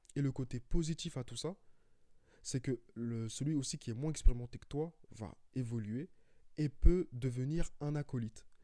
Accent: Paris, Île-de-France, France; je suis de Paris.

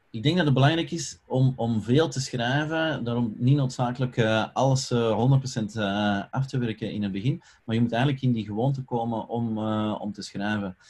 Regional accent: Belgium; ik ben Belg

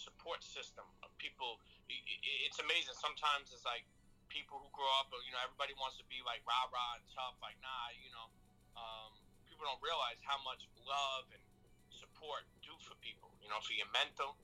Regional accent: New York City, New York, United States; I come from the street where I come from, like Brooklyn

